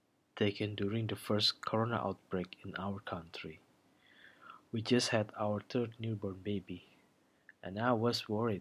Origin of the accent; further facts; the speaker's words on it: Indonesia; I come from Indonesia.